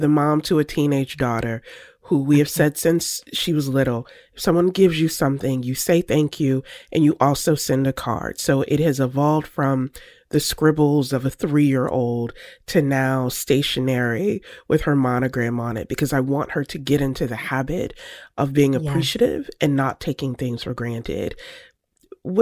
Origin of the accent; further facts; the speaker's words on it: the South, United States; I'm a Southerner. Grew up where order, decorum is key.